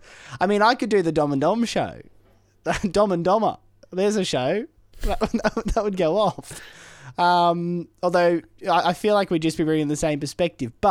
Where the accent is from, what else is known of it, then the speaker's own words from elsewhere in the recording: Ireland; You know I'm from Ireland.